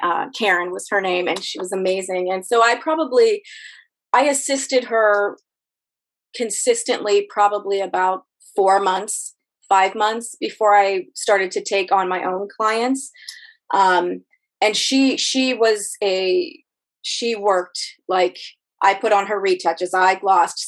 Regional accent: Youngstown, Ohio, United States; moved away as an adult; now in Arlington, United States; I grew up in Ohio in a very in the Rust Belt in a very uh, blue collar town

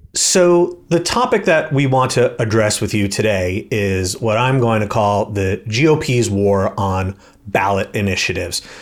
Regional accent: New York, United States; I'm from New York

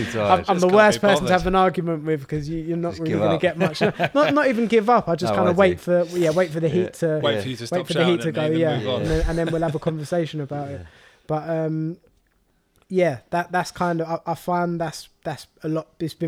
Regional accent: Walthamstow, London, United Kingdom; I was born and raised in Walthamstow, but then because of my parents wanted to move us to more of an affluent area

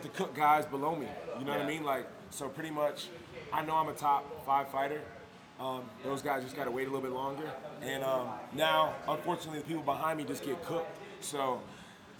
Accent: New York City, New York, United States; moved away as an adult; also born or lived in Orlando, Florida; I'm from Brooklyn, New York. I started training in Florida, though

